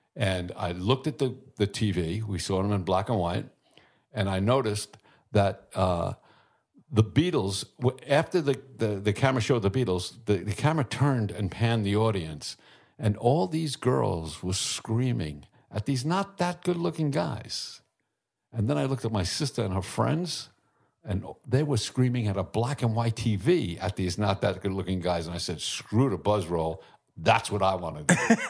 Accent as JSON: {"language": "English", "town": "New York City", "region": "New York", "country": "United States", "tie": "born or raised there", "said": "I was born in Brooklyn"}